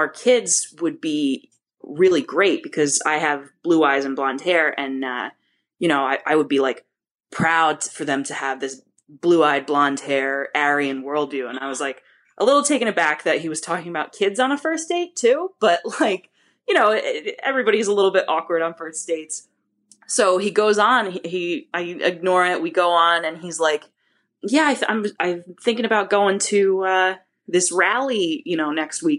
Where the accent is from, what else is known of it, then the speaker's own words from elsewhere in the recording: New Jersey, United States; I am from New Jersey